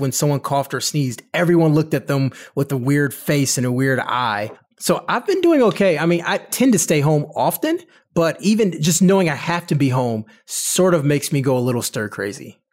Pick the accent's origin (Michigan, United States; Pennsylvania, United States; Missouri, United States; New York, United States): Michigan, United States; Detroit; I'm from Detroit